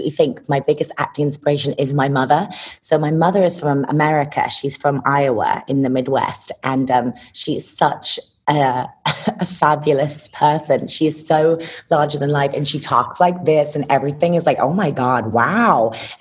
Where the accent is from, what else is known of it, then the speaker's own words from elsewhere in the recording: Lincolnshire, East Midlands, United Kingdom; I grew up in Lincolnshire, United Kingdom